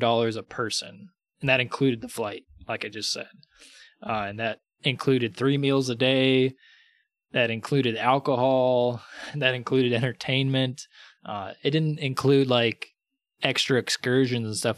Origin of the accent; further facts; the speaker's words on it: United States; as an American